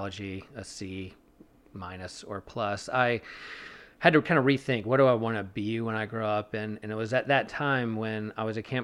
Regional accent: Wrightsville Beach, North Carolina, United States; I grew up on the coast of Wrightsville Beach

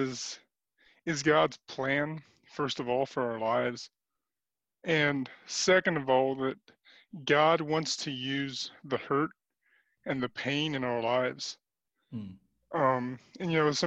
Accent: Arlington, Kansas, United States; I am from Arlington, Kansas, South Central Kansas area, close to Hutch area

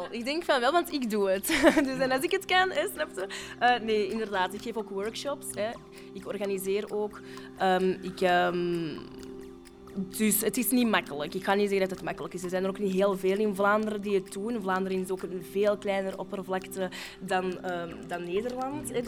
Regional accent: Morocco; ja, ik ben een Marokkaan.

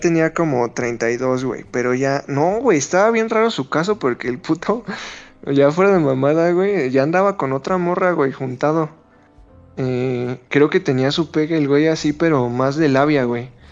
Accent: Mexico City, Mexico; Soy de México, güey. Eh, soy precisamente La Habana, va a ubicar, soy de Iztacalco, güey. Un barrio muy pesado

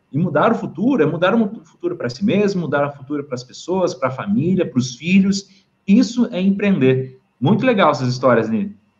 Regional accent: Brazil; nós, como brasileiros

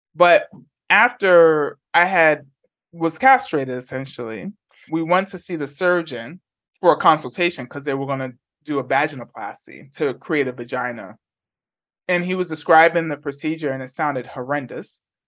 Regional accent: New York City, New York, United States; moved away as an adult; also born or lived in Bay Area / Atlanta; now in Huddersfield, United Kingdom; I grew up in the Bronx, and I grew up in a two-bedroom, one-and-a-half bath apartment on the concourse

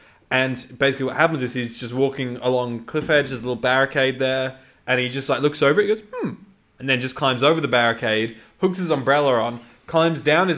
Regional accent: United Kingdom; Well, I'm British. I didn't grow up watching EastEnders.

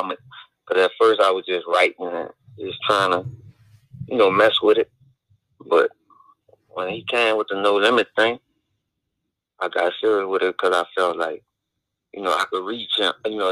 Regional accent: New Orleans, Louisiana, United States; I'm from New Orleans, Louisiana.

